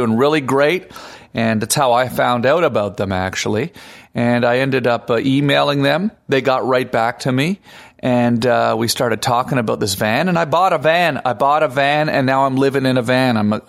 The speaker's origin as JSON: {"language": "English", "country": "Canada", "moved": "yes", "lives_now": "Los Angeles, United States", "said": "I'm Canadian"}